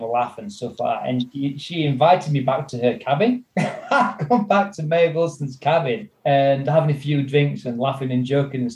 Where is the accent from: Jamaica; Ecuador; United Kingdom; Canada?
United Kingdom; North East England; accent: Geordie; As we say in the northeast of England